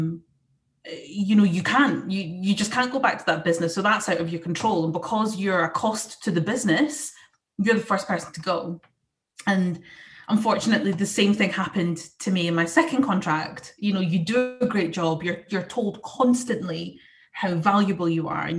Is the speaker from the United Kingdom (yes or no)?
yes; Scotland, United Kingdom; I'm Scottish, and you know, we have that reputation of being quite passionate and also having foul language